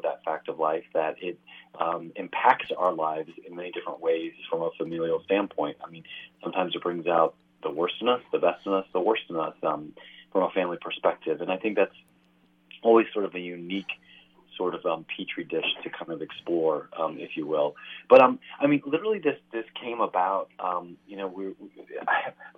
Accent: Missouri, United States; now in Los Angeles, United States; I'm from Missouri myself, and we say blowing and a going

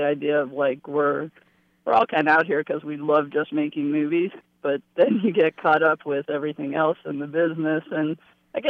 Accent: Ohio, United States; now in Los Angeles, United States; I was a kid from Ohio

